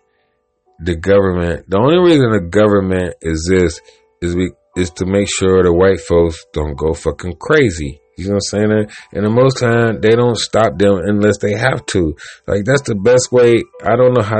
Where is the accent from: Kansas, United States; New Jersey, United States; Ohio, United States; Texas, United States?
Ohio, United States; Cleveland; I'm from Cleveland, Ohio